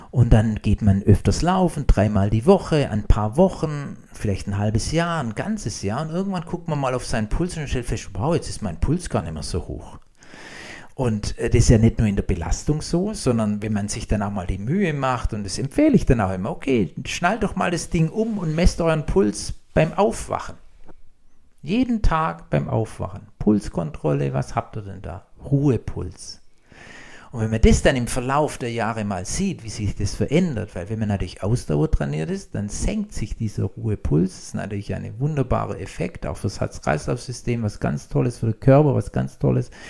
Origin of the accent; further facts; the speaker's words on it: Blaubeuren, Baden-Württemberg, Germany; Ich komme aus Blaubeuren, Blaubeire auf der Alp.